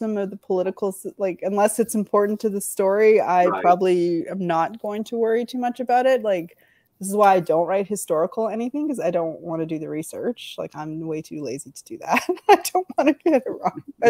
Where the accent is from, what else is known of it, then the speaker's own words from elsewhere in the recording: Canada; I grew up in Canada